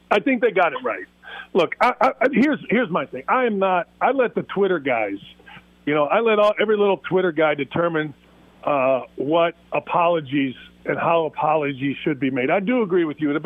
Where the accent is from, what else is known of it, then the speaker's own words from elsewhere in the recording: Gary, Indiana, United States; I'm not from the south side of Chicago. I'm from Gary, Indiana, which is south of the south side of Chicago.